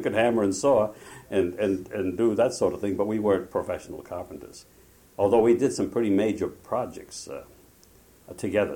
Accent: Providence, Rhode Island, United States; moved away as an adult; also born or lived in Lebanon (ancestry); now in Provincetown, United States; we were both from uh, Rhode Island, from Providence. And uh, we, uh, we went to Vesper George together uh, in Boston. I say together, we commuted on the same train and we knew each other from the same high school

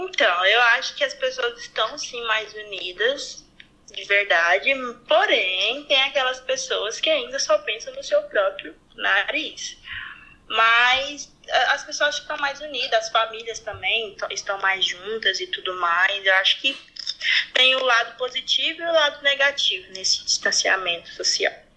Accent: Goiânia, Goiás, Brazil; accent: roceiro; Brasil, Goiás, Goiânia

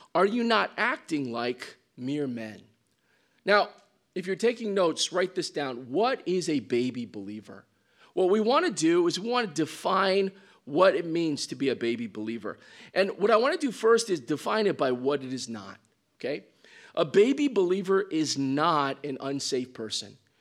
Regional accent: Midwest, United States; moved away; I came from the Midwest, so I come from more of a Caucasian culture

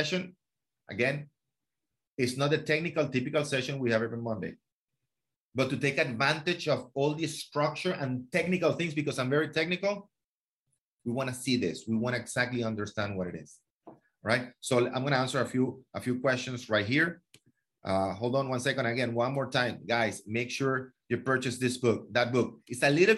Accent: Venezuela; now in Miami, United States; I'm a man from Venezuela. You know, 22, 23 years old. You know, I graduated from college. You know, I'm a man from Venezuela in Miami

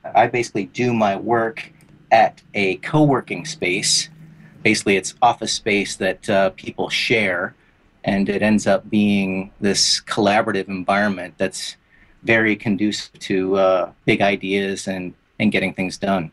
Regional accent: Detroit, Michigan, United States; moved away as an adult; now in Bali, Indonesia; I'm originally from Detroit

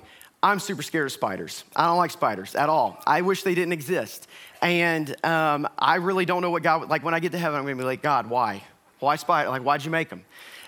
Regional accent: the South, United States; I am from the South. I'm from a place kind of like here where you have a lot of elbow room and people value personal space for the most part.

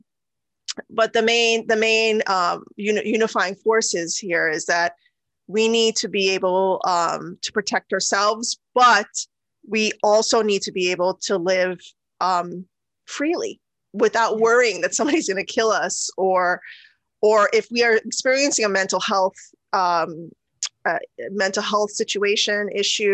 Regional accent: United States; also born or lived in Guyana / India (ancestry); I'm also a citizen of the United States. And I grew up here

